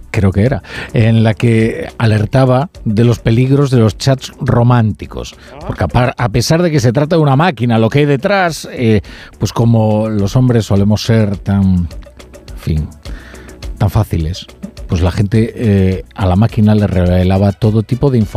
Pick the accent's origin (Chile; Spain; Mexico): Spain; Galicia; moved away